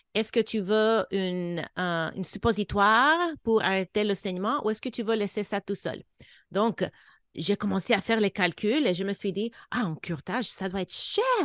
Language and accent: French; United States; moved away; also born or lived in Canada / Senegal; je suis américaine